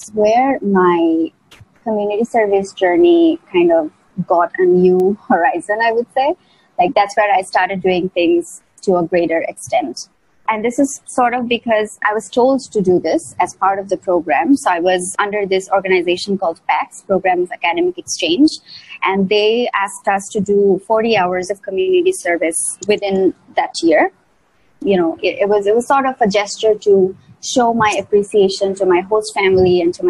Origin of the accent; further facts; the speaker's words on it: Dhaka, Dhaka Division, Bangladesh; I'm tuning in from Dhaka, Bangladesh right now. That's where I'm from.